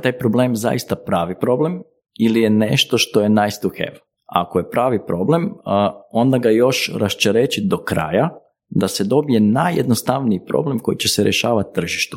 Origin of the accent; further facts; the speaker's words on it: Croatia; kod nas u Hrvatskoj